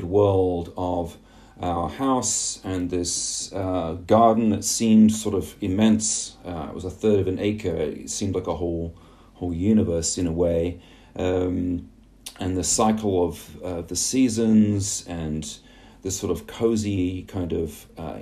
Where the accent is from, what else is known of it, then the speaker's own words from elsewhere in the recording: England, United Kingdom; growing up in England in the 1970s and 1980s